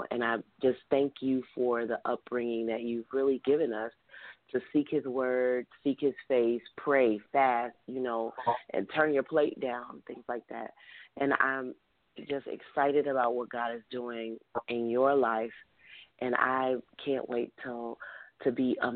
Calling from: Memphis, Tennessee, United States; I'm calling from Memphis, Tennessee.

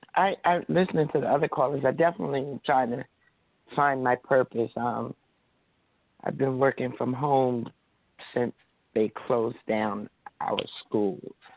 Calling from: New Jersey, United States; I'm calling from New Jersey.

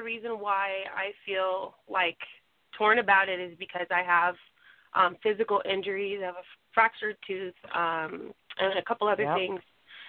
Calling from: California, United States; And I'm from California.

